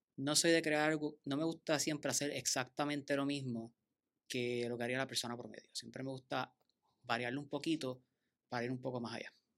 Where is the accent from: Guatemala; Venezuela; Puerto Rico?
Puerto Rico; Bayamón; also born or lived in Mayagüez; yo vengo de Bayamón